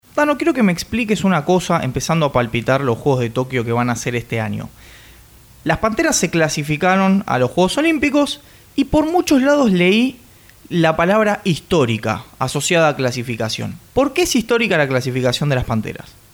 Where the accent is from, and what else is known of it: Argentina